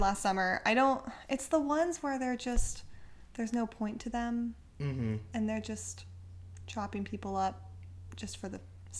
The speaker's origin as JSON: {"language": "English", "area": "East Bay", "region": "Northern California", "country": "United States", "moved": "yes", "lives_now": "Los Angeles, United States", "said": "I'm 29. I'm originally from Northern California, from the East Bay."}